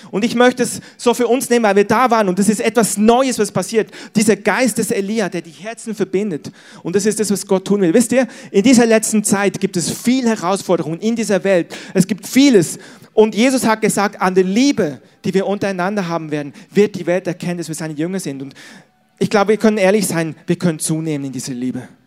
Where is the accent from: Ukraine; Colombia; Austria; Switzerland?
Switzerland; now in Germany; ich bin als Schweizer nach Ostdeutschland gezogen, weil ich den Osten liebe